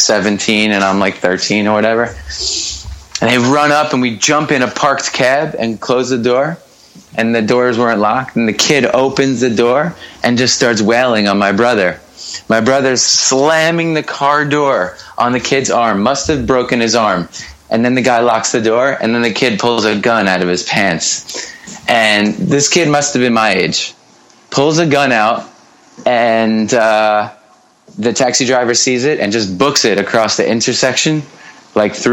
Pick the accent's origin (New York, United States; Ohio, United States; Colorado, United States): New York, United States; Merrick; I was born and raised in a town called Merrick, which is about 25 miles. It's on the south shore of Long Island